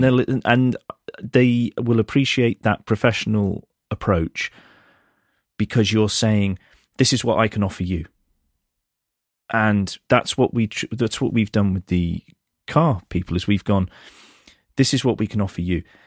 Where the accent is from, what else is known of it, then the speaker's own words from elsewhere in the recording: United Kingdom; I'm British